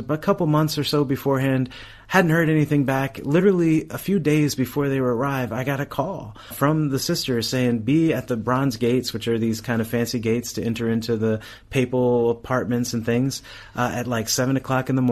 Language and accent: English; United States; I'm from America